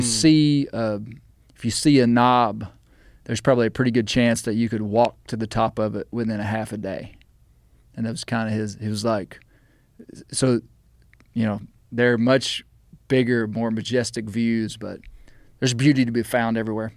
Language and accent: English; Mena, Arkansas, United States; I was raised in the Washita Mountains. I now live in the Ozark Mountains